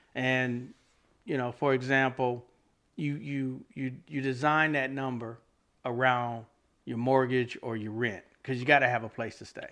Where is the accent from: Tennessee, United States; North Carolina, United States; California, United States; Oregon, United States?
North Carolina, United States; Fayetteville; moved away as an adult; now in Raleigh, United States; I'm originally from Fayetteville